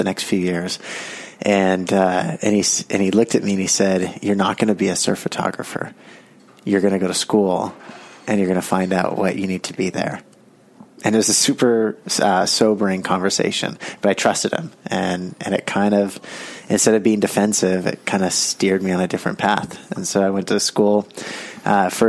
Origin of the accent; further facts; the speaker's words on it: Carmel, California, United States; I grew up in Carmel